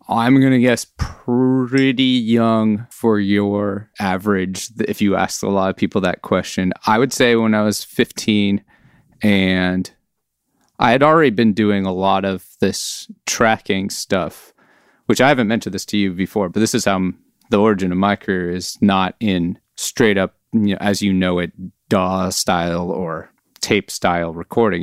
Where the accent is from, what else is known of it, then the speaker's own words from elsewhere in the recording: Oakland, California, United States; now in Alameda, United States; I was born and raised in Oakland, California